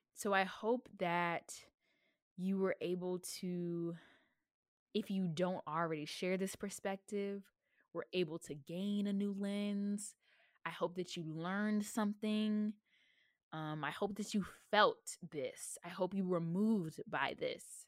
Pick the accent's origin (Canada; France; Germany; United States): United States; the South; I am from the South